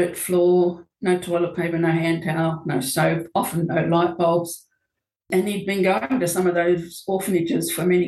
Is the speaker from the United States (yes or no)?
no; Australia; moved away as an adult; now in New Zealand; I am Australian and my partner was from New Zealand